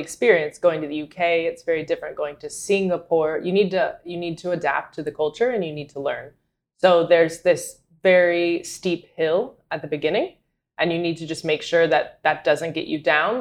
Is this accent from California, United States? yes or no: no; North Carolina, United States; moved away as an adult; also born or lived in Madrid, Spain; I was born and raised in North Carolina